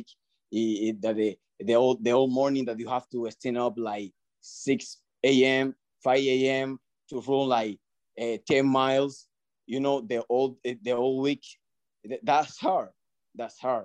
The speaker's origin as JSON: {"language": "English", "country": "Dominican Republic", "second_language": "English", "moved": "yes", "lives_now": "Miami, United States", "said": "I learned English in Dominican"}